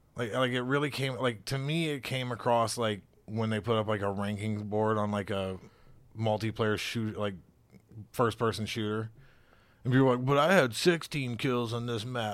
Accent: the South, United States; now in Cincinnati, United States; I'm from the South

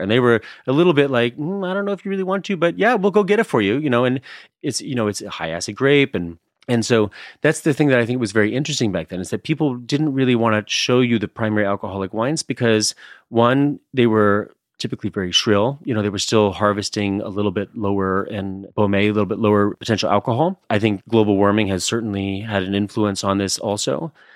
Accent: Ohio, United States; I'm from Ohio

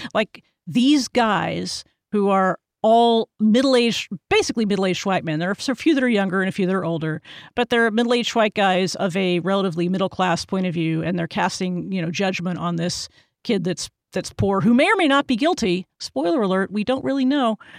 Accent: Texas, United States; I'm from Texas

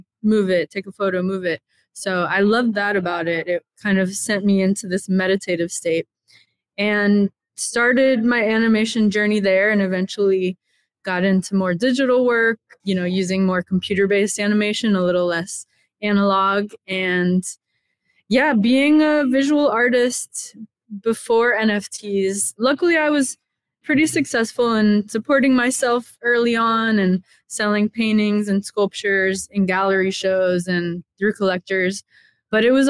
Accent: Miami, Florida, United States; I grew up in Miami, Florida

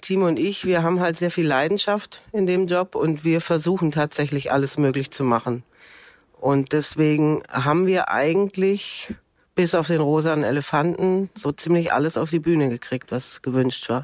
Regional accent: Stuttgart, Baden-Württemberg, Germany; moved away as an adult; now in Cologne, Germany; ich komme eigentlich aus Stuttgart

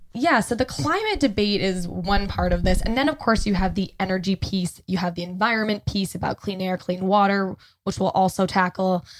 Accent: Canada; now in Los Angeles, United States; as a Canadian citizen

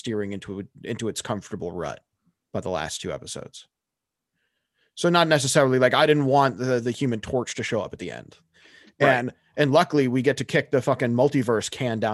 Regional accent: Danvers, Massachusetts, United States; I'm from Danvers

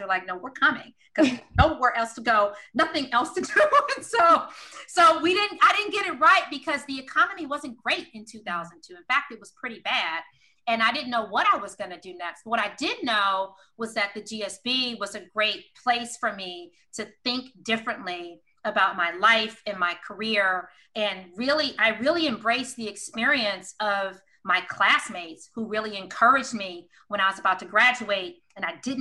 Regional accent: Detroit, Michigan, United States; moved away; I love growing up in Detroit. It was my home

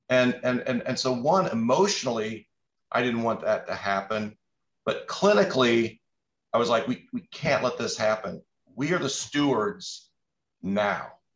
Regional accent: Indianapolis, Indiana, United States; I grew up in Indianapolis

